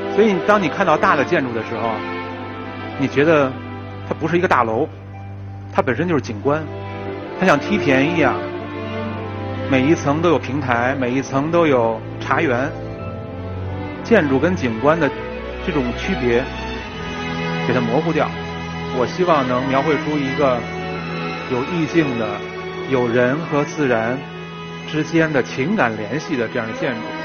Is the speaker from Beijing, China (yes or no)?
yes; Beijing, China; 我就是老北京，我从那个院子里长大的